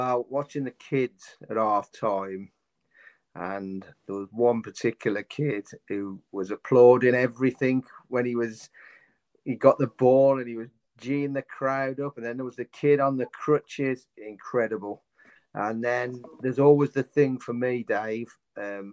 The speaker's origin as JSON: {"language": "English", "town": "Droitwich Spa", "region": "West Midlands", "country": "United Kingdom", "tie": "born or raised there", "said": "my hometown club, Droitwich Spa"}